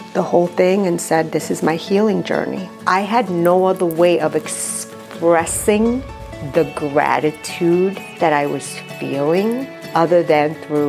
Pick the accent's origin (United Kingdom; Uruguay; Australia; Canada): Uruguay; moved away; also born or lived in New York; I was born in Uruguay, immigrated to New York.